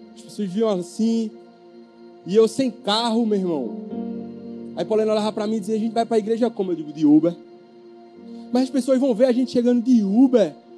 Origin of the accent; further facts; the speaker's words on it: Camaragibe, Pernambuco, Brazil; sou de Camaragibe